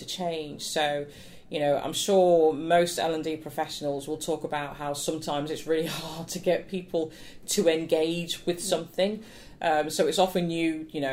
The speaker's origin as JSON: {"language": "English", "town": "Nottingham", "region": "East Midlands", "country": "United Kingdom", "tie": "born or raised there", "said": "I grew up in Nottingham, would perform at the Theatre Royal"}